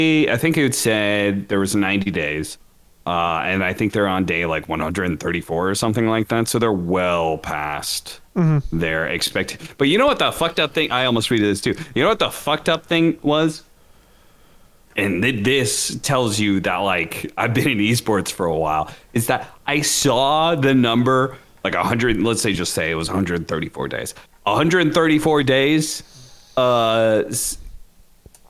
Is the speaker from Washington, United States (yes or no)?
yes; Washington, United States; I grew up in Washington